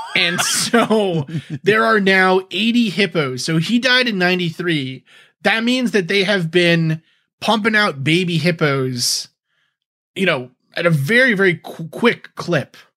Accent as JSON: {"language": "English", "region": "New York", "country": "United States", "tie": "born or raised there", "moved": "yes", "lives_now": "New England, United States", "said": "growing up in New York"}